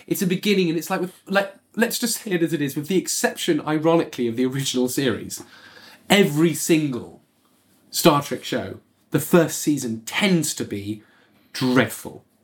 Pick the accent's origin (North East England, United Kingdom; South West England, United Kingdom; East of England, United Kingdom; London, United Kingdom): South West England, United Kingdom; Bournemouth; I was growing up in Bournemouth as a, you know, a working class white kid